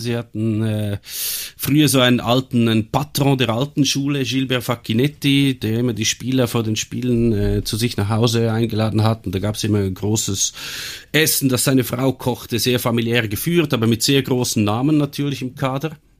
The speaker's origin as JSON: {"language": "German", "country": "Switzerland", "tie": "born or raised there", "said": "ich bin aber in der Schweiz geboren und aufgewachsen"}